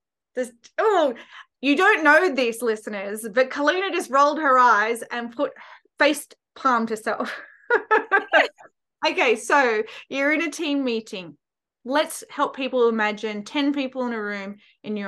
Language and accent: English; Australia; me being Australian, I learned Auslan, being Australian Sign Language